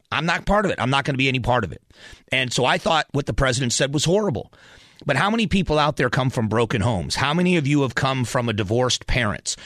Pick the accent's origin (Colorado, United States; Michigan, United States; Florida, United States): Florida, United States; Southwest; also born or lived in Cleveland, Ohio; I was born in Cleveland, Ohio, grew up in Southwest Florida